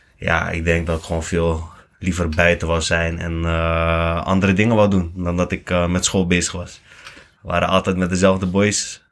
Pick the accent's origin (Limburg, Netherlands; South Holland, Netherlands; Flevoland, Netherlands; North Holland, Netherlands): Flevoland, Netherlands; Lelystad; now in Capelle aan den IJssel, Netherlands; ik kom eigenlijk gewoon uit Flevoland. Gewoon uh, Lelystad. Lekker rustige wijk. Koopwoning hadden